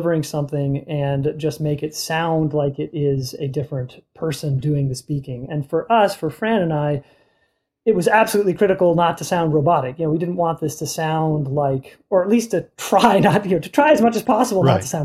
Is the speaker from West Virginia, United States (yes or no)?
no; Boston, Massachusetts, United States; I'm from Boston